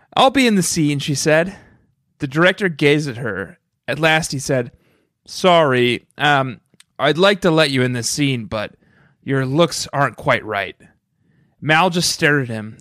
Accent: New York, United States; as a New Yorker

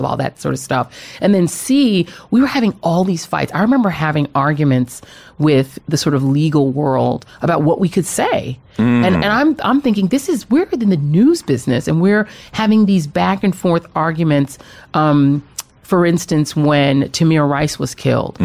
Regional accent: Colorado, United States; moved away; I grew up in Colorado.

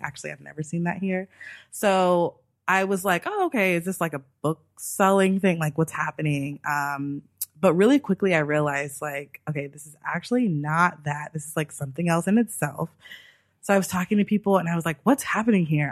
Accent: Los Angeles, California, United States; also born or lived in New York; I'm from Los Angeles

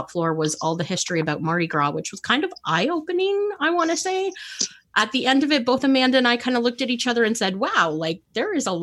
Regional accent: Canada; I'm as a Canadian

